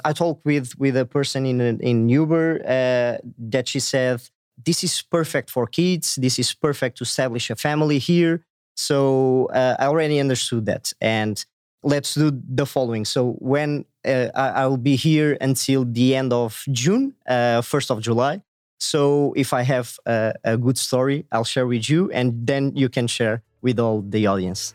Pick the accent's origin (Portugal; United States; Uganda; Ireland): Portugal; I'm from Portugal, a small country in Europe.